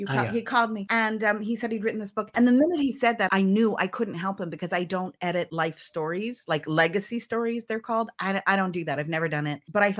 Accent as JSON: {"language": "English", "region": "California", "country": "United States", "moved": "as an adult", "lives_now": "Israel", "said": "I'm a convert. I'm from America, California, to be specific. I've lived in Israel for a decade, which is not a short amount of time. But I come from the diaspora, right?"}